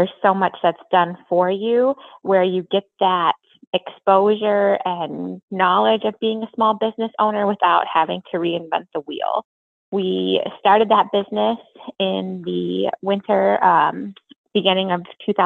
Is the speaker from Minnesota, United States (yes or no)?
yes; Minneapolis–Saint Paul, Minnesota, United States; moved away as an adult; now in Platteville, United States; I was originally from the Twin Cities